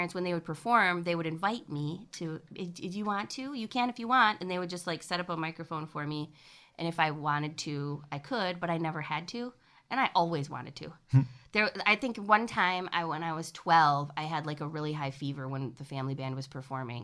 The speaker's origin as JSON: {"language": "English", "town": "Cadillac", "region": "Michigan", "country": "United States", "tie": "born or raised there", "also_born_or_lived": "Lansing, Michigan / Chicago, Illinois", "moved": "as an adult", "said": "we moved to Cadillac when I was six. That's where I grew up"}